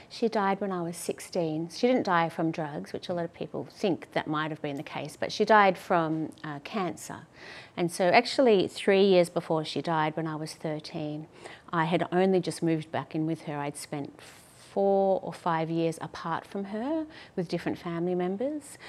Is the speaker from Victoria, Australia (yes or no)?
yes; Melbourne, Victoria, Australia; also born or lived in London; I grew up in St Kilda yep. with my mum